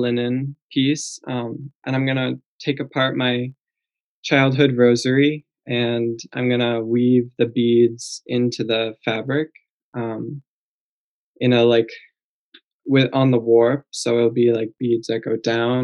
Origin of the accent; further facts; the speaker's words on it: Jericho, Vermont, United States; I grew up in Vermont on a farm in a French Canadian family.